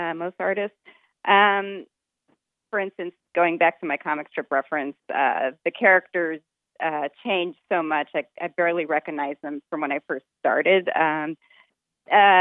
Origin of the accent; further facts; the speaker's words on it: Pennsylvania, United States; moved away as an adult; now in Cleveland, United States; I'm originally from Pennsylvania, so not too far